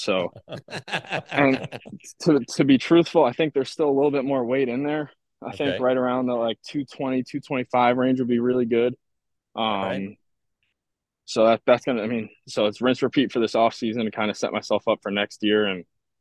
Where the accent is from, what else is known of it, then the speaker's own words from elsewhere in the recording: Ossining, New York, United States; I grew up in Ossining, New York. It's a town in Westchester, just about like 45 minutes north of the city.